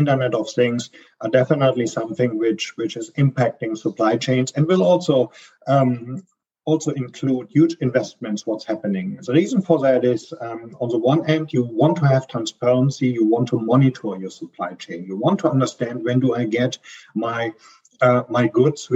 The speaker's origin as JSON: {"language": "English", "country": "Germany", "accent": "German", "second_language": "English", "said": "I'm a German, as you can hear from my strong accent, I'm based here out of Frankfurt, Germany"}